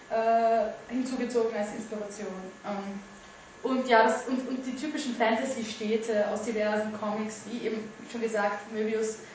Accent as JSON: {"language": "German", "town": "Graz", "region": "Styria", "country": "Austria", "said": "Das ist Wienerisch. Ich bin aus Graz."}